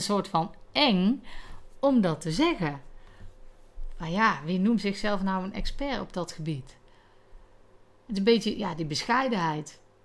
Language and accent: Dutch; North Brabant, Netherlands; accent: Brabantse tongval; mijn Brabantse tongval